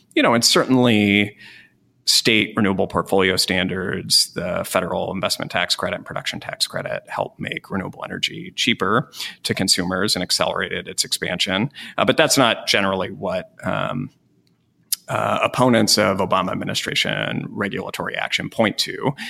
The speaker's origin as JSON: {"language": "English", "region": "Wyoming", "country": "United States", "tie": "born or raised there", "said": "I grew up in Wyoming"}